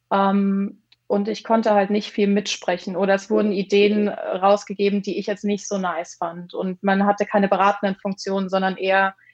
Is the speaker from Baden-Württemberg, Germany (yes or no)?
yes; Mannheim, Baden-Württemberg, Germany; Genau, ich äh … das hatten wir schon. Ich bin 31 und aus Mannheim, also einmal schön in der Mitte von Deutschland circa.